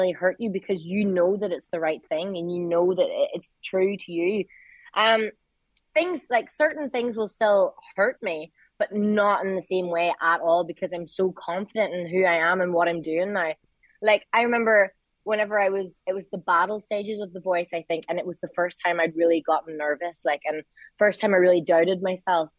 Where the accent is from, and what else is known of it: Derry, Northern Ireland, United Kingdom